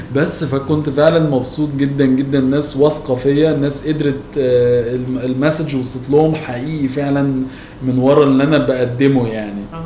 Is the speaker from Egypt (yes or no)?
yes; Egypt; انا مصري قوي يعني عايش في مصر بحب مصر مرتبط بالشارع اللي انا متربي فيه